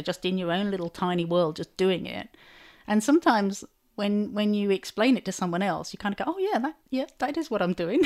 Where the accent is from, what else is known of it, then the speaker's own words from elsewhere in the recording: Chelmsford, East of England, United Kingdom; my hometown of Chelmsford